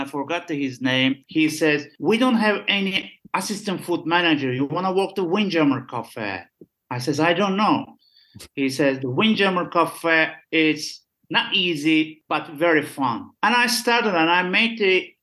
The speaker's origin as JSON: {"language": "English", "region": "Istanbul", "country": "Turkey", "second_language": "English", "said": "I'm from Istanbul"}